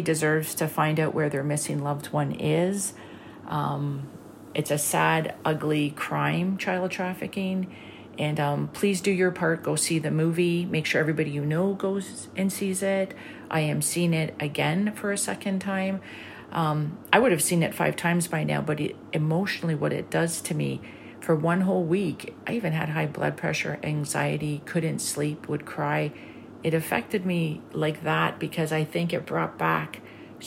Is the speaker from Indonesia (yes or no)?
no; Canada; I'm Canadian.